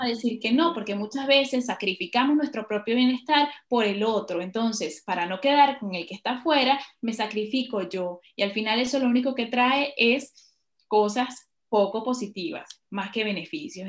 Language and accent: Spanish; Venezuela; moved away as an adult; also born or lived in Ecuador; now in Spain; me tocó salir de mi país por la situación que ya conocemos